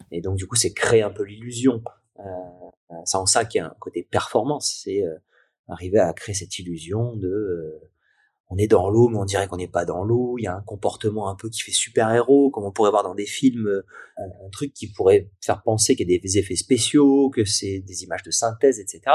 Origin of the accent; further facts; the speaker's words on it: Nice, Provence-Alpes-Côte d'Azur, France; juste à côté de chez moi, à Nice